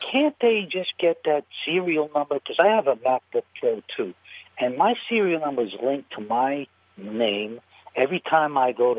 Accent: Hoboken, New Jersey, United States; now in California, United States; I'm originally from Hoboken, New Jersey, the son of a longshoreman.

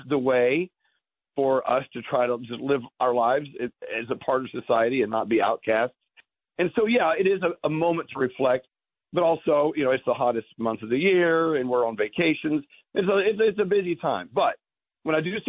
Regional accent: Texas, United States; now in New York, United States; I was a kid growing up in Texas in the Bible Belt

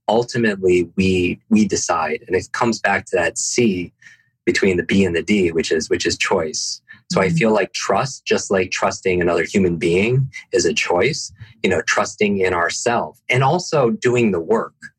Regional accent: Northeast, United States; I I grew up in the Northeast

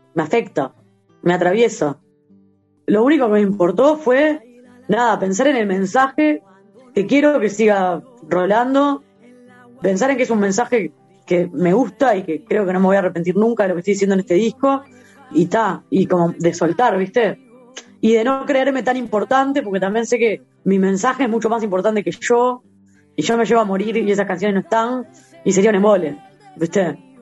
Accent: Uruguay; yo nací acá

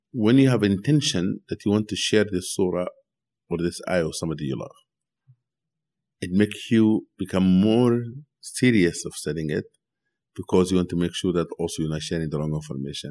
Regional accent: Sudan; now in United States; when I was growing up in Sudan

